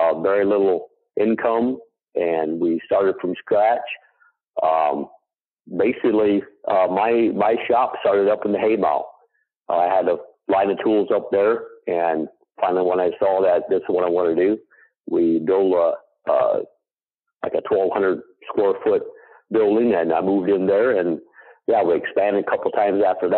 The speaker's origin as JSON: {"language": "English", "region": "Indiana", "country": "United States", "said": "from Schwartz Creations, from Indiana"}